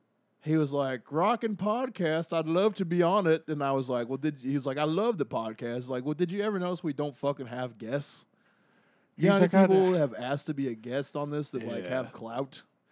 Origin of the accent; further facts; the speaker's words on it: United States; you forget that I'm from America.